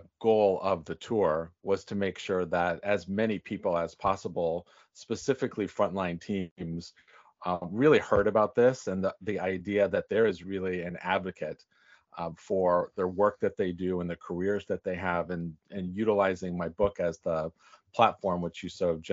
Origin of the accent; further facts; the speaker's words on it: Northern California, United States; moved away; also born or lived in New York City; I'm from Northern California